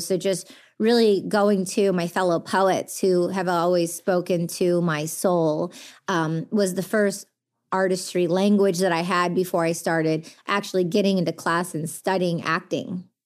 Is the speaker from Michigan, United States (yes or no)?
yes; Detroit, Michigan, United States; growing up in the Detroit underground, uh, music culture when all the biggest international D Js from around the world were coming to my backyard when I was a kid